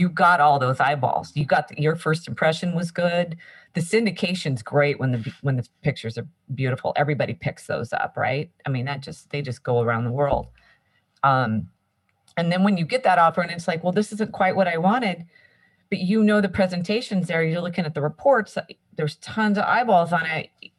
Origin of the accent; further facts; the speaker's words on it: Santa Cruz area, California, United States; I grew up here in my area. This is where I'm from